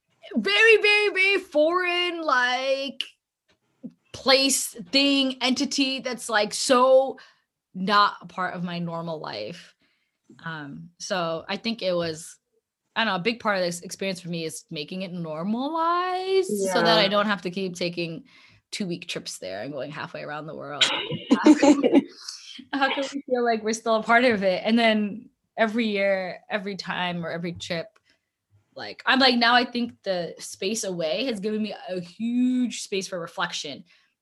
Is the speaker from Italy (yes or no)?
no; Ottawa, Ontario, Canada; In Ottawa.